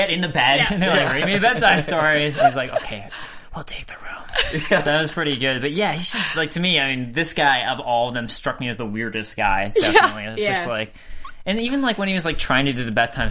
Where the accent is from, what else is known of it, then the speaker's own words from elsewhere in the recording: United States; I'm American